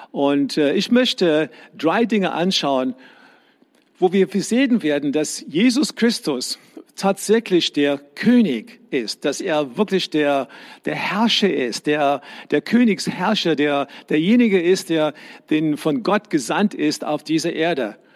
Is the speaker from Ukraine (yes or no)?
no; South Africa; Ich bin in die Schule gegangen in Südafrika, wo ich herkomme.